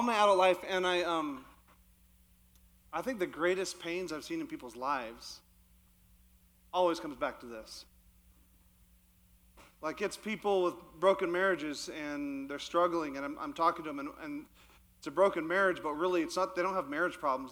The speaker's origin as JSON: {"language": "English", "region": "Yukon", "country": "Canada", "tie": "born or raised there", "moved": "yes", "said": "I actually grew up in the Yukon, which is not Alaska. It's actually in Canada."}